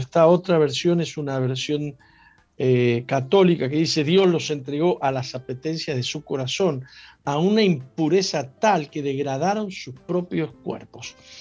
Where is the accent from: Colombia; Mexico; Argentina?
Argentina; San Juan; San Juan es la tierra donde yo nací.